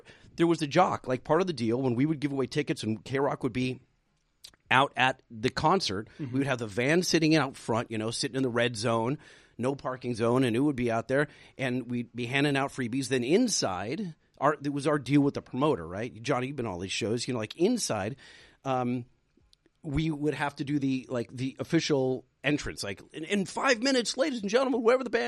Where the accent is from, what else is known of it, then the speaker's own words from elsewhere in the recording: Anaheim, California, United States; I'm in my hometown talking to 60,000 people